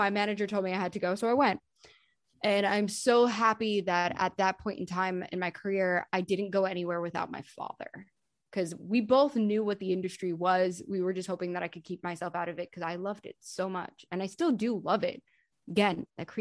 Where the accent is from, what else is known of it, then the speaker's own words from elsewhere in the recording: New York, United States; I'm from New York and I didn't live in Palm Beach, Florida